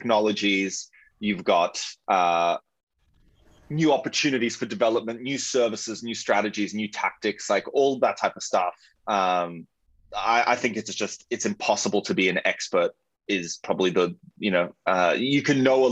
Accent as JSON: {"language": "English", "town": "Melbourne", "region": "Victoria", "country": "Australia", "moved": "as an adult", "lives_now": "Sydney, Australia", "said": "I'm originally from Melbourne, and yeah, like moved up 2 months later, landed the job, and have been in Sydney for the last decade."}